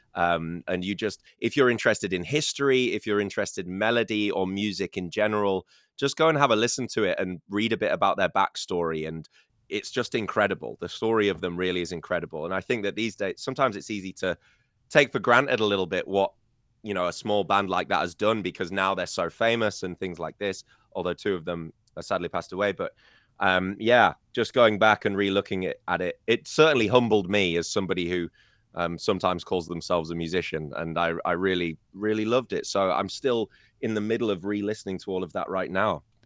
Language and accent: English; United Kingdom; first language English; now in China; me as a British person